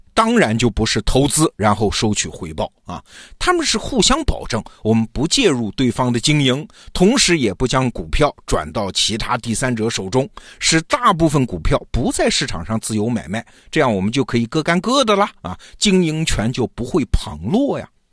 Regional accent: China; 我们中国人

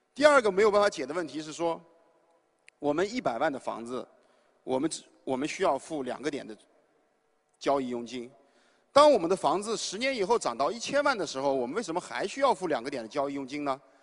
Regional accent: Shanxi, China; moved away; 因为我来自山西，我父母呢虽然不是农民，但是是，呃，两个大型国企的一个普通的职工

